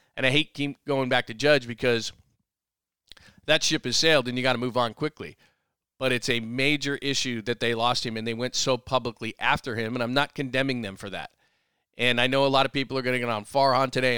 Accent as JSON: {"language": "English", "region": "Southern California", "country": "United States", "also_born_or_lived": "San Francisco Bay Area", "moved": "as an adult", "said": "I grew up in a certain place, and now I've been in the Bay Area for almost 12 years. I consider the Bay Area my home. Um, I'm originally from Southern California."}